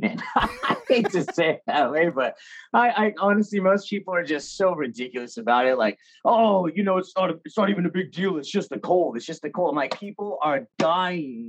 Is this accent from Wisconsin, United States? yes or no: no; Anaheim, California, United States; I was born in Anaheim. Grew up in Anaheim